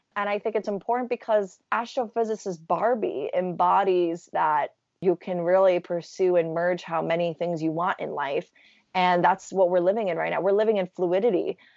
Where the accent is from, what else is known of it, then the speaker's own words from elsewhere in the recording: New York City, New York, United States; growing up in New York City